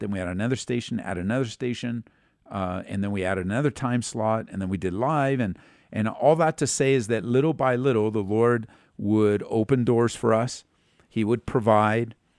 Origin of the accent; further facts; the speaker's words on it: California, United States; growing up in California